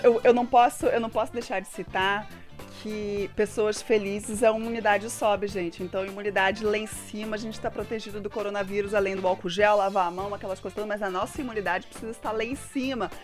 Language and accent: Portuguese; Brazil; Como bom brasileiro